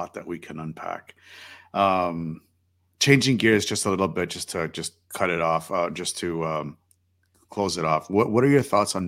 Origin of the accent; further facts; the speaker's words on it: Canada; They represent me as a Canadian